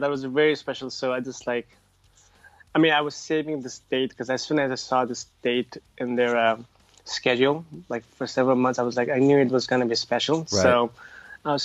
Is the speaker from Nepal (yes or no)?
yes; Nepal; I'm originally from the South, so I grew up, I was born and raised there.